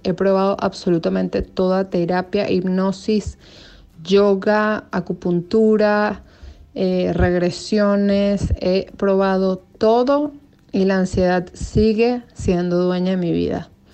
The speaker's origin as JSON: {"language": "Spanish", "country": "Venezuela", "said": "Yo soy venezolana, tengo 36 años"}